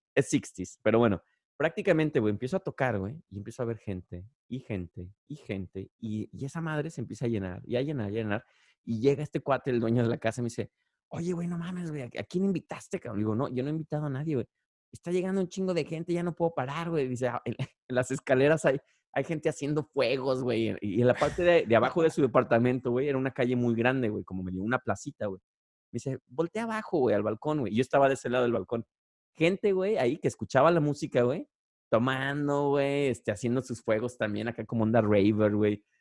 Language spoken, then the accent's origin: Spanish; Guadalajara, Jalisco, Mexico; moved away; cuando estaba en secundaria. Y sobre todo, yo vivía allá en Guadalajara